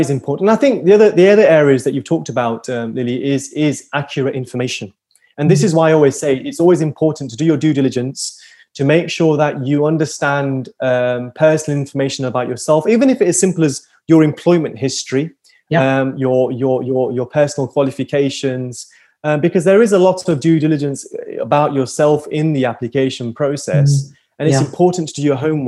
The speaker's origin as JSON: {"language": "English", "town": "Liverpool", "region": "North West England", "country": "United Kingdom", "said": "I'm a Scouser"}